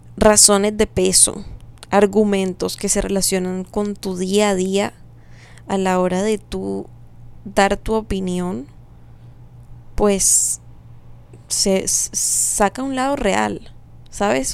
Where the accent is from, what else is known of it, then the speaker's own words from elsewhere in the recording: Colombia; como colombianos